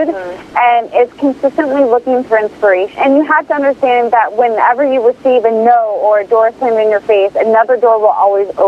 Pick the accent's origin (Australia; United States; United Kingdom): United States; Omaha, Nebraska; I grew up in Omaha, Nebraska, and my mother was a seamstress.